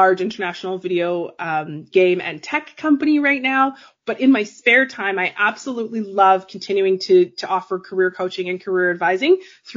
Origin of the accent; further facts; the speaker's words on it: Calgary, Alberta, Canada; I'm from Canada. I grew up in Calgary, Alberta.